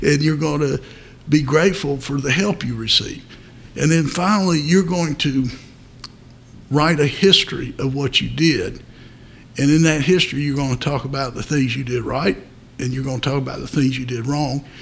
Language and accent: English; Fayetteville, North Carolina, United States; also born or lived in New Bern, North Carolina; I was born in Newbern, but I grew up in Fayetteville.